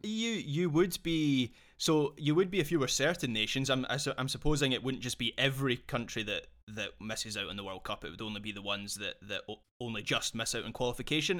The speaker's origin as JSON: {"language": "English", "region": "Scotland", "country": "United Kingdom", "said": "as a Scottish football fan"}